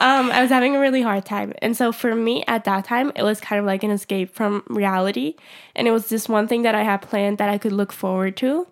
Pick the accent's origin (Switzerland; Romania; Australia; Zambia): Switzerland; I would have to go to Zurich from my hometown, which is, like, a two-hour train ride